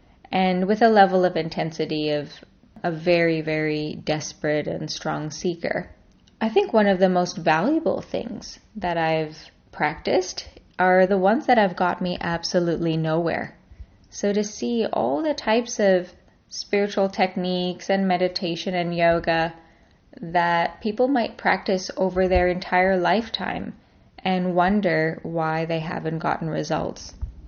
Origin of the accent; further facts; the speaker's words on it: Canada; born there; I'm a Canadian-born Indian, Iranian, Australian yogini.